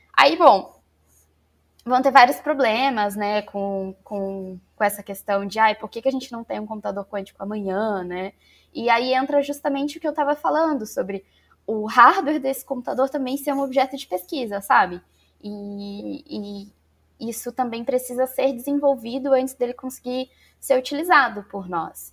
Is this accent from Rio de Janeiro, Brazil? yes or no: yes; Barra Mansa, Rio de Janeiro, Brazil; Então eu sou do interior do Rio de Janeiro, de uma cidadezinha chamada Barra Mansa